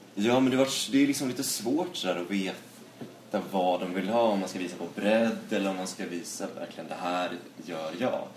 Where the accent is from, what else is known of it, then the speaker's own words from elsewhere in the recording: Dalarna County, Sweden; now in Stockholm, Sweden; från eh, ja, Dalarna